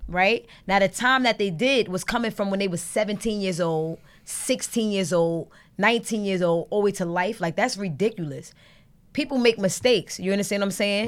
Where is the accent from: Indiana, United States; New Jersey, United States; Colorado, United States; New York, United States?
New York, United States; New York City; also born or lived in Brooklyn / Harlem; I'm from Brooklyn and Harlem and, like, I'm from New York